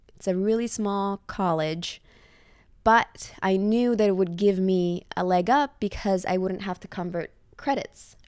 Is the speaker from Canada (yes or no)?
no; Reggio Emilia, Emilia-Romagna, Italy; English is a second language; moved away as an adult; also born or lived in Switzerland; now in New York, United States; My town is called Reggio Emilia